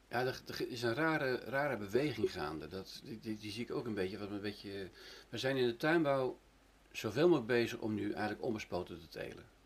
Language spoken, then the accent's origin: Dutch; Netherlands; ik kom uit Nederland, en ik heb er heel veel gewerkt